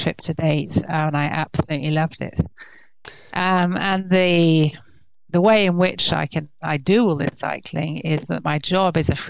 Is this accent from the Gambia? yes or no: no; England, United Kingdom; moved away as an adult; now in France; But I grew up in England, okay. Hence the accent.